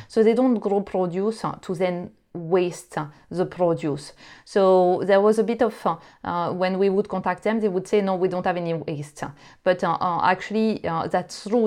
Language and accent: English; France; English is a second language; now in United Kingdom; you would probably hear that I'm not originally from the UK. So I uh, I grew up in France